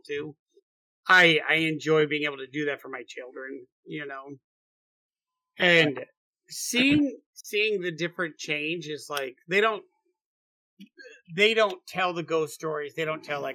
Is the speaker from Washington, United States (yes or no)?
no; Boone County, Illinois, United States; I'm from Boone County